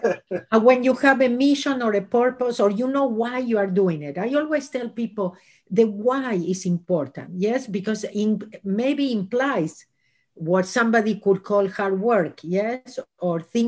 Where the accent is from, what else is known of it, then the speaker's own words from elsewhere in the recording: Argentina; moved away as an adult; now in Los Angeles, United States; I was born in Argentina and I lived in Los Angeles for the last 37 years.